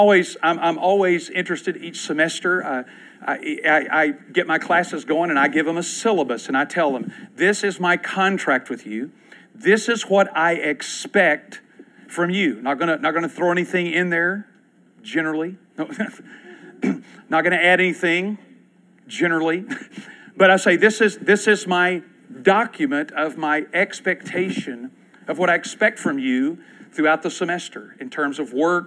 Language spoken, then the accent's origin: English; Clark County, Kentucky, United States; Clark County, where I grew up in Kentucky